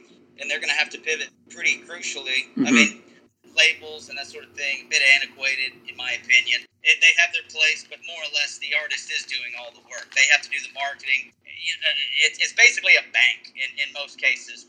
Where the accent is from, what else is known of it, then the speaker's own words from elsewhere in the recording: Charlotte, North Carolina, United States; moved away as an adult; now in Louisville, United States; I'm from Charlotte, Concord area